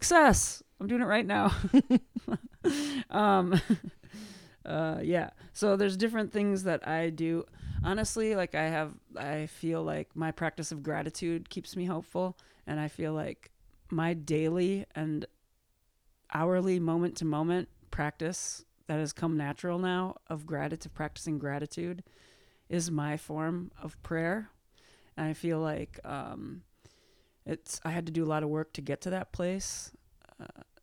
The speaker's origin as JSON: {"language": "English", "town": "Minneapolis", "region": "Minnesota", "country": "United States", "tie": "born or raised there", "moved": "yes", "said": "this is like my hometown"}